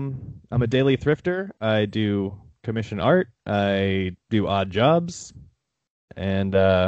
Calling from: Austin, Texas, United States; I'm calling in from Austin here

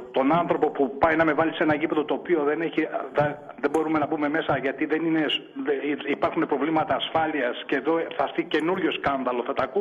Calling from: Kallithea, Attica, Greece; από την Καλυθέα

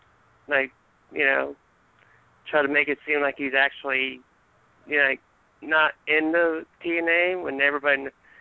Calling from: Maryland, United States; I'm calling from Maryland.

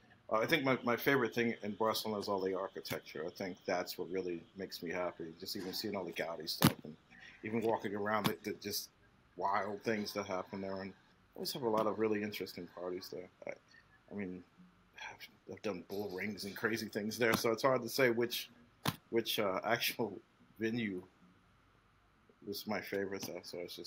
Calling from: London, United Kingdom

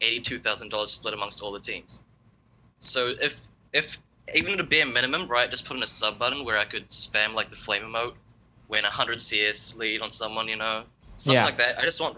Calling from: New Zealand; I'm from New Zealand.

